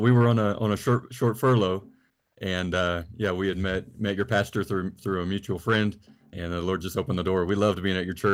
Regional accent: the Carolinas, United States; i am from originally from the carolin

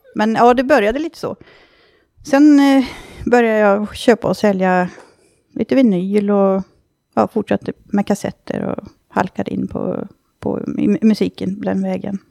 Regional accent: Dalarna County, Sweden; moved away; hemma i Dalarna

